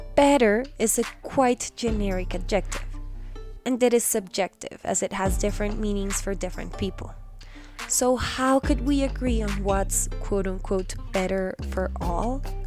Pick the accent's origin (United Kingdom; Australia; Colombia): Colombia; my home country of Colombia